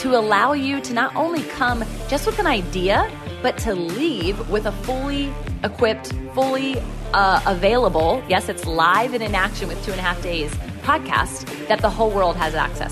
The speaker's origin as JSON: {"language": "English", "town": "Virginia Beach", "region": "Virginia", "country": "United States", "tie": "born or raised there", "said": "Virginia Beach, Virginia. And that's my hometown"}